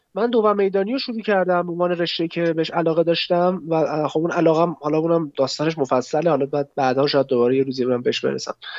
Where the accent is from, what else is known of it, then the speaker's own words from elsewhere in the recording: Tehran, Tehran Province, Iran; متولد 73 متولد تهرانم غرب تهران بودیم از اول الان هستیم